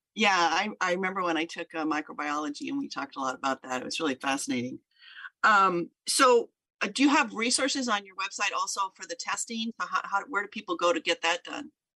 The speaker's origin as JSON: {"language": "English", "region": "Southern Oregon", "country": "United States", "tie": "born or raised there", "said": "I grew up in Oregon and, um, in Southern Oregon"}